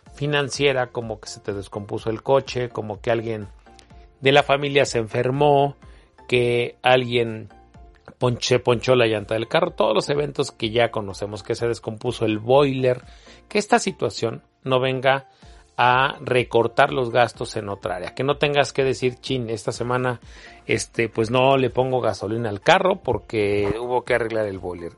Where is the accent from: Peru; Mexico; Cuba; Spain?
Mexico; como mexicanos